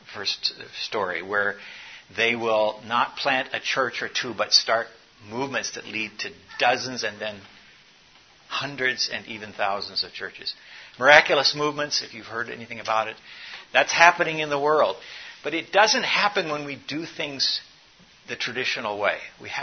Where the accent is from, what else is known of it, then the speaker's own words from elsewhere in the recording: South Africa; I grew up in South Africa.